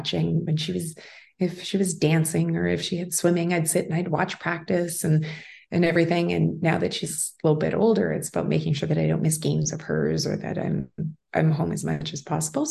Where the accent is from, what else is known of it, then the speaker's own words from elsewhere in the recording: Winnipeg, Manitoba, Canada; also born or lived in Toronto; I was able to cover a team from the beginning in my hometown